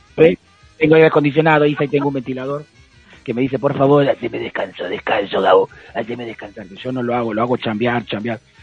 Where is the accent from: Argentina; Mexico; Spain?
Argentina; soy argentino